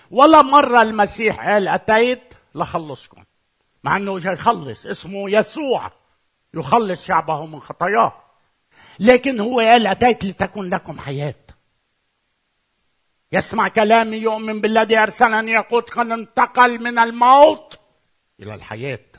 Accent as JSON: {"language": "Arabic", "country": "Lebanon", "said": "أنا من لبنان إذا أنا لبناني"}